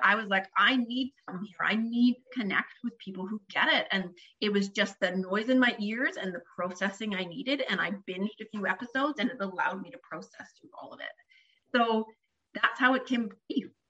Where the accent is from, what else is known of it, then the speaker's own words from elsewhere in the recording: Canada; I'm Canadian.